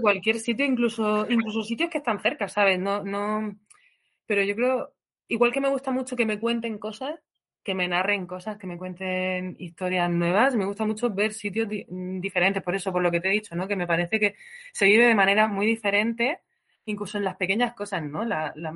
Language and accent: Spanish; Region of Murcia, Spain; moved away as an adult; also born or lived in Granada / London; yo soy de Murcia